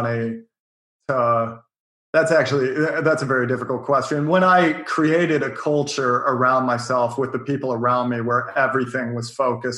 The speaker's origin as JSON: {"language": "English", "town": "Bothell", "region": "Washington", "country": "United States", "tie": "born or raised there", "moved": "yes", "lives_now": "New York City, United States", "said": "I grew up outside of Seattle"}